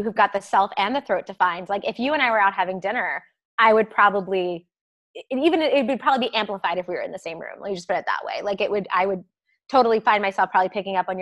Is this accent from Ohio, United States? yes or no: no; Maryland, United States; accent: a little bit of a Southern; moved away; I grew up in Maryland, south of the Mason-Dixon. So like, I had a little bit of a Southern, not drawl, but like a little bit of a Southern kind of y'alls.